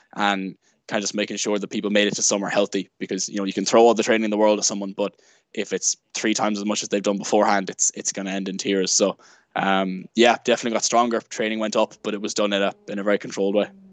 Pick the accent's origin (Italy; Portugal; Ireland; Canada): Ireland; Sligo, Connacht; also born or lived in Galway; I'm originally from Sligo